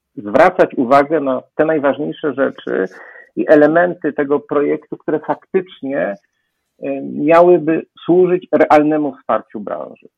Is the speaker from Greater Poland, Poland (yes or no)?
no; Kraków, Lesser Poland, Poland; jestem z Krakowa